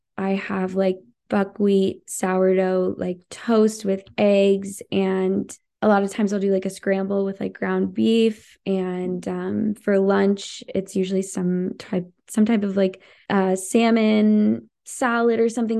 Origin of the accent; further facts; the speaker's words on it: United States; also born or lived in Montana; I'm from Idaho, Washington, people are always hunting